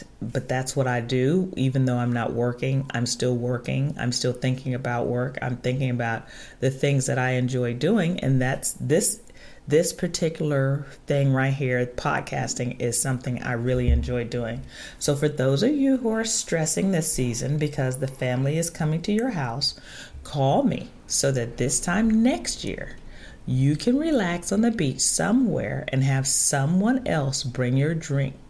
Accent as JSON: {"language": "English", "town": "Chicago", "region": "Illinois", "country": "United States", "moved": "yes", "said": "I was originally from Chicago"}